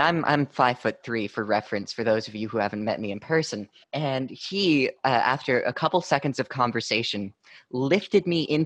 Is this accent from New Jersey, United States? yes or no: no; New York City, New York, United States; being a New Yorker myself